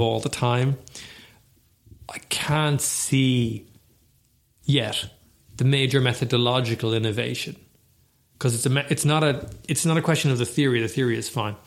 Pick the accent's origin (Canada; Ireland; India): Ireland; we are Irish